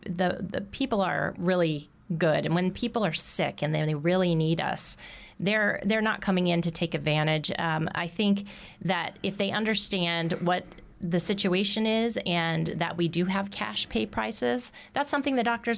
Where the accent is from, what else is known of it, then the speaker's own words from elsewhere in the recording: Indiana, United States; And because I'm originally from Indiana, I'm pretty sure they must also have cows.